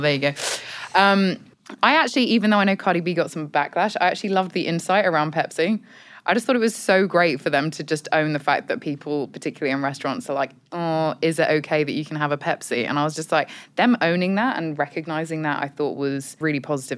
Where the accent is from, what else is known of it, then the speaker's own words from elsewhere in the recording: United Kingdom; accent: British; moved away; as you can tell from my accent, I'm British